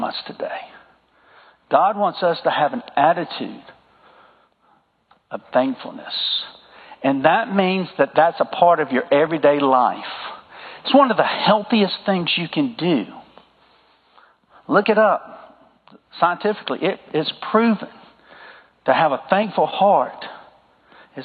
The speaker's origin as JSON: {"language": "English", "region": "the South", "country": "United States", "accent": "southern", "said": "my southern accent"}